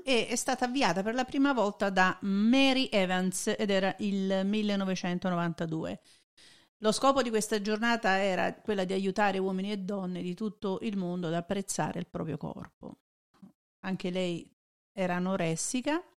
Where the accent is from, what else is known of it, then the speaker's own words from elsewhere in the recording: Italy; moved away; noi veniamo dall'Italia